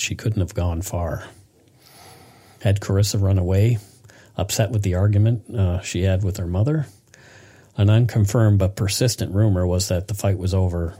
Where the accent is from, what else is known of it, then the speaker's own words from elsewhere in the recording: Bridgewater, Nova Scotia, Canada; now in Vancouver, Canada; my hometown, Bridgewater, Nova Scotia